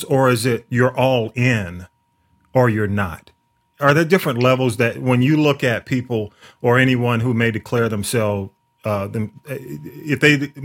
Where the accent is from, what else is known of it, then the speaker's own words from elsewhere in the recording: the South, United States; I grew up in the South